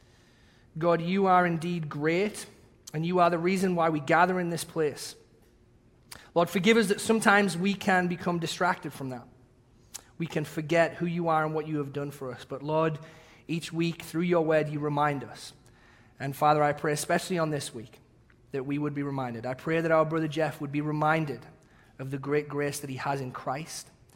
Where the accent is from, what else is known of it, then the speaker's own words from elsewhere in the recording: England, United Kingdom; accent: English; moved away; my English accent